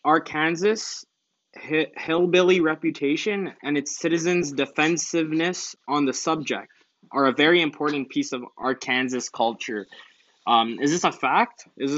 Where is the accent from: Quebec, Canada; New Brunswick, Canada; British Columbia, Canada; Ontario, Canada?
Quebec, Canada; Montreal; also born or lived in Boston, United States; I was born in Boston. I moved to Montreal.